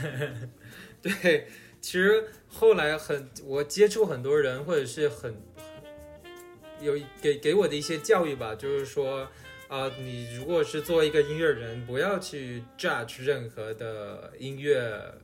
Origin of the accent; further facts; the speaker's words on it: China; moved away as an adult; now in United States; 即使咱们知道我是中国人